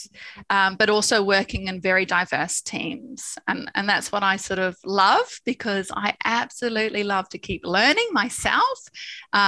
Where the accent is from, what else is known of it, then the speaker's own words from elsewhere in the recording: New Zealand; moved away; I'm from New Zealand.